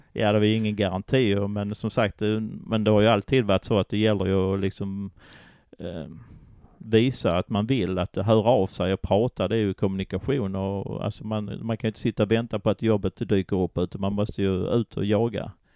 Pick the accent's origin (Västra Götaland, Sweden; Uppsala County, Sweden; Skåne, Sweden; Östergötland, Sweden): Skåne, Sweden; Köpingebro; also born or lived in Simrishamn / Kåseberga / Malmö; sen hamnade jag i Kvarnby i Malmö innan jag hamnade i Köpingebro utanför Ystad. Så där växte jag upp sen under min skoltid